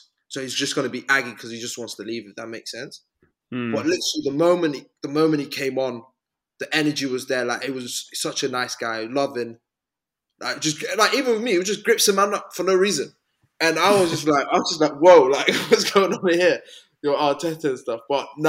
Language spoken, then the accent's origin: English; the north of England, United Kingdom; accent: northern; like, my accent was just up north.